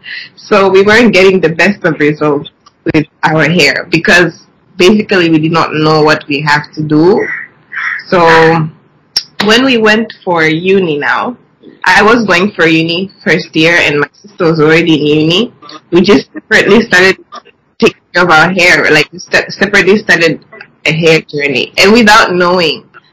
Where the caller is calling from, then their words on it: Dar es Salaam, Tanzania; Okay, we're currently calling from Dar es Salaam.